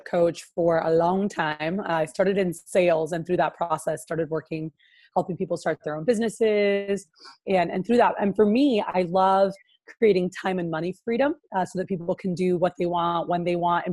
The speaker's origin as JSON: {"language": "English", "town": "Miami", "region": "Florida", "country": "United States", "tie": "born or raised there", "moved": "as an adult", "lives_now": "Houston, United States", "said": "I'm from Miami, Florida, is where I like grew up most of my life"}